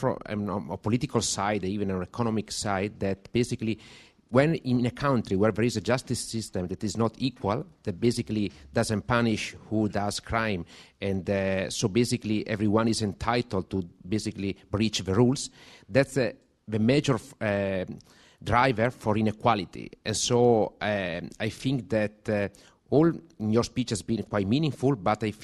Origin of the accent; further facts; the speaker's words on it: Italy; I'm coming from Italy